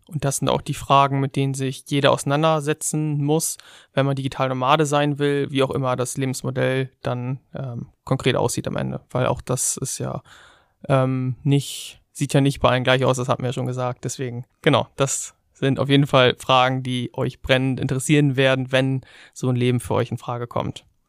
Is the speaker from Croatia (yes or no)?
no; Germany; wir als Deutsche